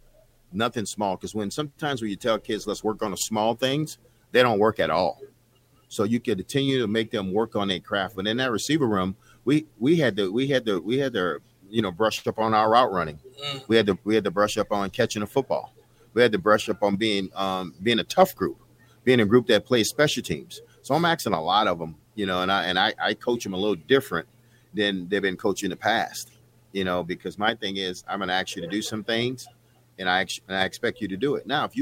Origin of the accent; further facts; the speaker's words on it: Nebraska, United States; It's nothing like walking out that locker room defending the state of Nebraska, and I'm from Nebraska.